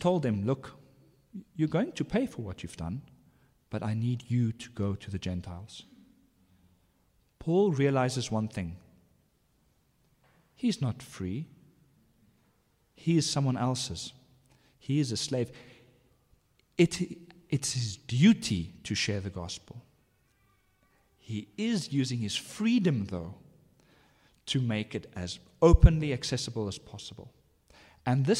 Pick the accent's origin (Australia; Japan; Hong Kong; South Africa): South Africa; I am an Afrikaner. I am a father. I'm a South African.